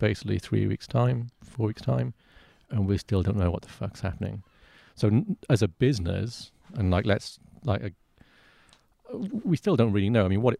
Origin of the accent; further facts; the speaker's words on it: United Kingdom; everything that then you're spending, like, as a Brit, is more expensive because of the exchange rate.